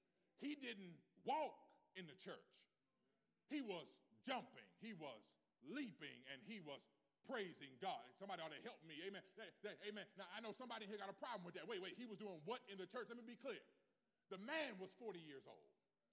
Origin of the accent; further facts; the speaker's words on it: West Coast, United States; I'm from the North. I'm from the West Coast. We really never had to say that.